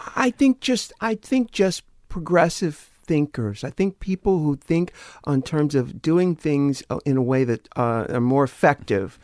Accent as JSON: {"language": "English", "town": "San Diego", "region": "California", "country": "United States", "tie": "born or raised there", "said": "I'm from San Diego."}